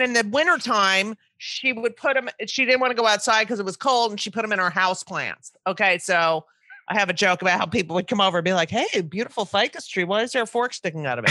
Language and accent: English; New Jersey, United States; I grew up in New Jersey